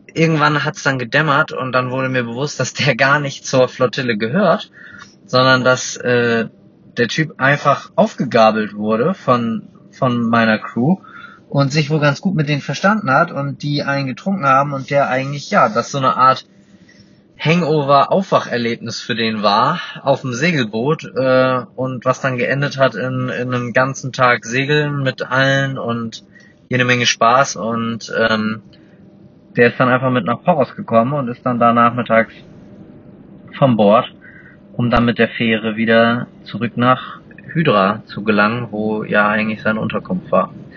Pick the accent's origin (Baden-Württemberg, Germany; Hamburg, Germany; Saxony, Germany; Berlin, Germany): Hamburg, Germany; ich komme aus Hamburg